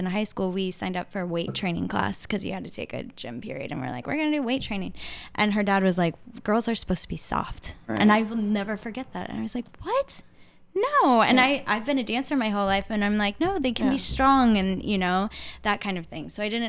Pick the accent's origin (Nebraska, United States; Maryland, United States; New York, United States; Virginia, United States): Nebraska, United States; I grew up in the Midwest, in the middle of Nebraska